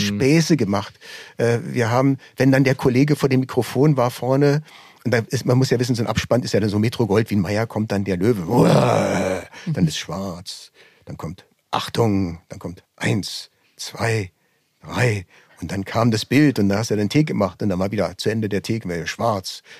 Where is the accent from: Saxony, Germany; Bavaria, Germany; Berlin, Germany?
Berlin, Germany; also born or lived in Düsseldorf; Ich bin zwar in Düsseldorf geboren, allerdings hört man unschwer, dass ich in Berlin aufgewachsen bin.